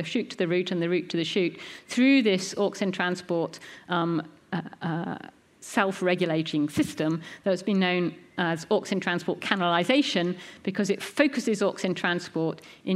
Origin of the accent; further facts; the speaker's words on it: United Kingdom; we're British